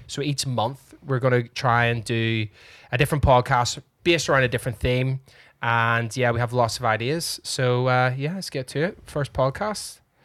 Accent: Northern Ireland, United Kingdom; we are Irish, after all. Or Northern Ireland

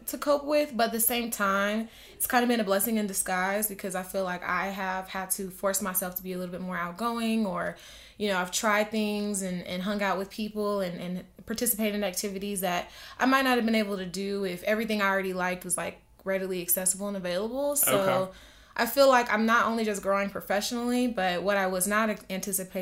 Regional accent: Hinesville, Georgia, United States; moved away as an adult; also born or lived in Atlanta, Georgia; now in Denver, United States; I am from Georgia, originally from Hinesville, Georgia, which is by Savannah

